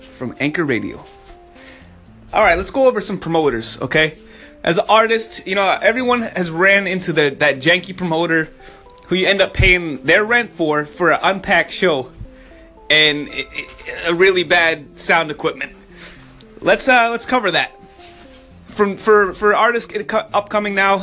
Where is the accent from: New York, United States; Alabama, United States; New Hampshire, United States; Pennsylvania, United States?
New Hampshire, United States; I'm from up north. I'm from New Hampshire